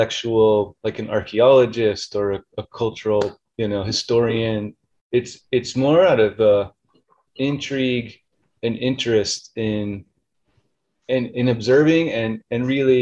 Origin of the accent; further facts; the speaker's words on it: New Mexico, United States; also born or lived in Lubbock, Texas; growing up in New Mexico